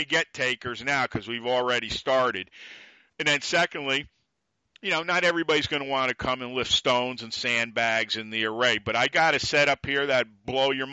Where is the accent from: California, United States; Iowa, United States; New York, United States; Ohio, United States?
New York, United States; I'm a New Yorker